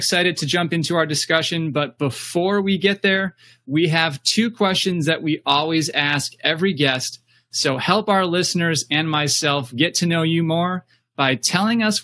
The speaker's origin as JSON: {"language": "English", "town": "Ann Arbor", "region": "Michigan", "country": "United States", "tie": "born or raised there", "said": "I grew up in Ann Arbor, originally from Ann Arbor"}